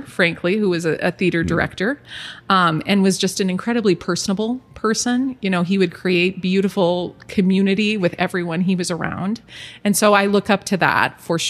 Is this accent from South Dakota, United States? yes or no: yes; Aberdeen, South Dakota, United States; now in Sioux Falls, United States; We grew up together in Aberdeen